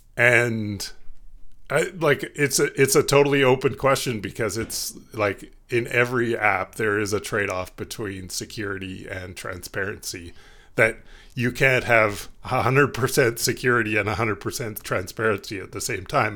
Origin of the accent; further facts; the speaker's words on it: Canada; being Canadian